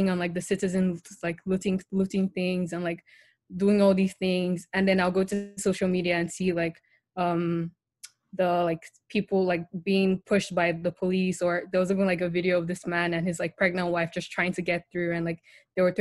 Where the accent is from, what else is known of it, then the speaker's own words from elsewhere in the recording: Nigeria; So I grew up in Nigeria, I live in Nigeria, my whole family is basically in Nigeria.